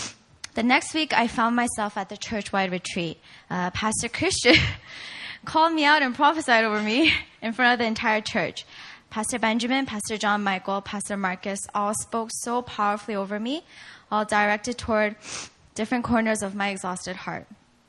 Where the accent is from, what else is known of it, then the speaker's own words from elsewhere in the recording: South Korea; also born or lived in Virginia, United States; I was born in Virginia, but I spent most of my years growing up here in Korea at an international school.